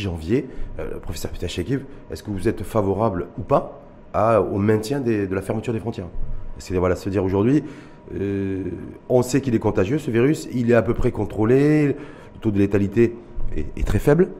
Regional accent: Morocco; chez nous au Maroc

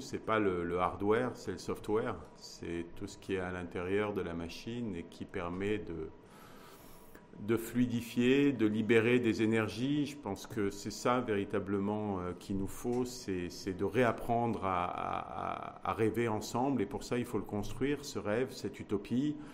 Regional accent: Morocco; en tant que marocaine et en tant que marocain. Ça, ça a une valeur. Et ça, c'est notre identité

